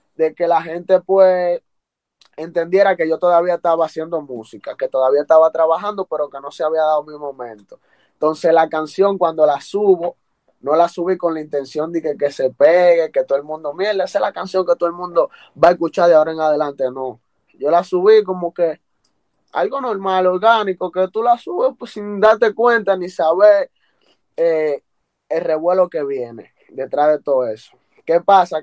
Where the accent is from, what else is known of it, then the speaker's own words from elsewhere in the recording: Santiago de los Caballeros, Santiago, Dominican Republic; me dio a conocer ya a nivel internacional en mi país, República Dominicana